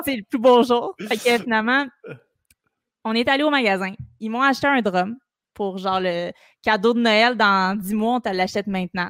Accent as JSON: {"language": "French", "town": "Montreal", "region": "Quebec", "country": "Canada", "tie": "born or raised there", "also_born_or_lived": "Sainte-Thérèse", "said": "j'ai toujours habité à Montréal. je suis une Montréalaise de, OK. pur, pur, euh, sang. Rosemont"}